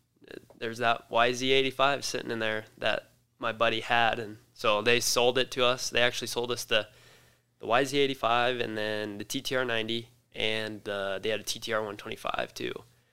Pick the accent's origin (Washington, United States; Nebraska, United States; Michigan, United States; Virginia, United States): Nebraska, United States; Scotts Bluff; Scotts Bluff, Nebraska.